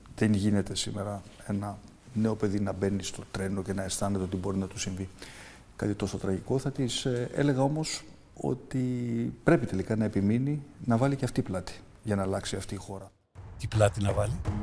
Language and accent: Greek; Larissa, Thessaly, Greece; moved away; τη Λάρισας τη πατρίδα μου